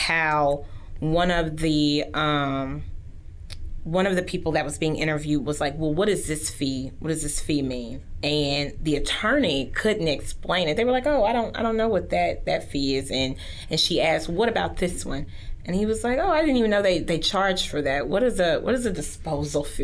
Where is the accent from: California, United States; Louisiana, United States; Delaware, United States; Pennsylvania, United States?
Louisiana, United States; Haughton; now in Shreveport, United States; I grew up in Houghton.